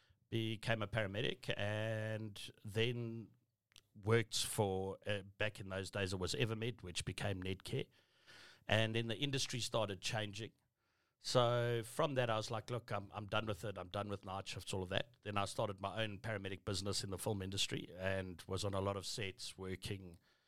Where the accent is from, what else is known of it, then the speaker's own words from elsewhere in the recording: Benoni, Gauteng, South Africa; also born or lived in Boksburg / Pretoria / Nigeria; Joburg boy through and through. Got brought up and born in Benoni with 44 Afrikaans.